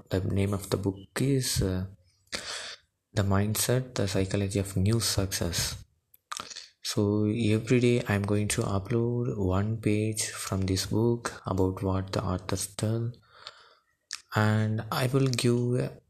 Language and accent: English; India; from India.